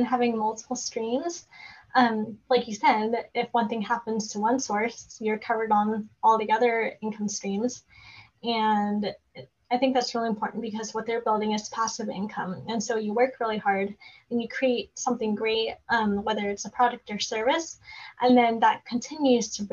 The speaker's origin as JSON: {"language": "English", "region": "Oregon", "country": "United States", "said": "So I live in Oregon. So I'm from Oregon"}